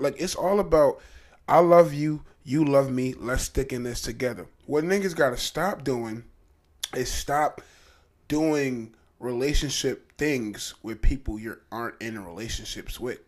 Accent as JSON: {"language": "English", "town": "Trenton", "region": "New Jersey", "country": "United States", "said": "I'm from Trenton, New Jersey."}